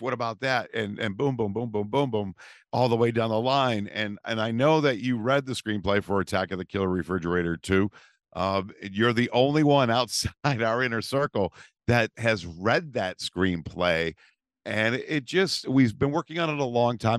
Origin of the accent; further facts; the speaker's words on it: Massachusetts, United States; we're from Massachusetts